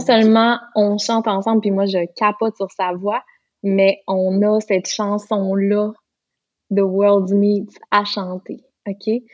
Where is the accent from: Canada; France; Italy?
Canada; Lac Saint-Jean, Quebec; accent: Lac Saint-Jean; j'ai bien retrouvé mon accent du lac Saint-Jean